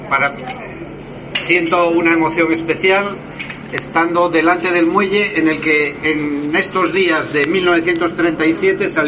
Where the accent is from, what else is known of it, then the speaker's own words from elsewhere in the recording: Tbilisi, Georgia; born there; Siempre fuimos los niños de Rusia. Yo nací en Tbilisi, en Georgia, pero bueno, siempre fuimos todos los niños de Rusia.